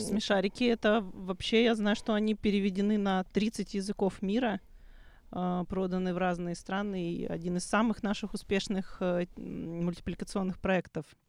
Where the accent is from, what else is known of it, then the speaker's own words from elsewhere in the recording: Odesa, Odesa Oblast, Ukraine; в моем родном городе